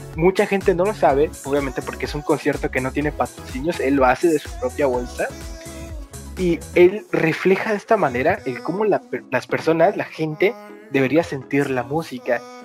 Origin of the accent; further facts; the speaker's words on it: Mexico; nosotros somos de México